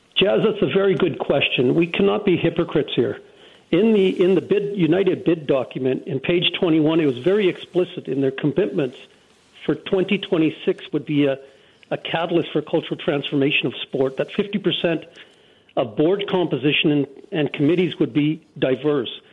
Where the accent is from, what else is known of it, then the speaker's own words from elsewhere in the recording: Canada; people like myself, born and raised in Canada, a person of color